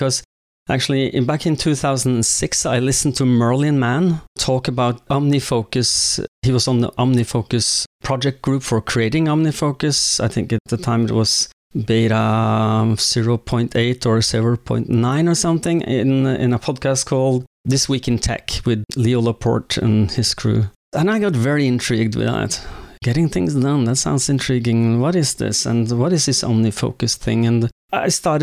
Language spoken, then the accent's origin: English; Oslo, Norway; also born or lived in Jessheim; I was born and raised in Oslo